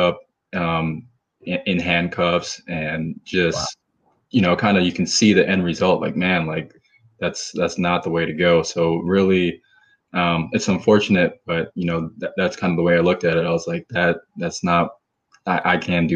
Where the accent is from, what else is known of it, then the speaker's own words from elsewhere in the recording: St. Paul, Minnesota, United States; moved away as an adult; also born or lived in Tulsa, Oklahoma; I grew up in St. Paul, Minnesota